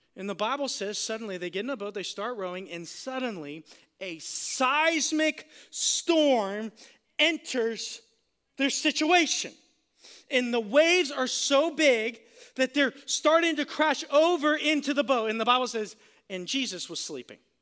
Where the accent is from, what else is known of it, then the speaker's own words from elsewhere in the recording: Florida, United States; I'm from Florida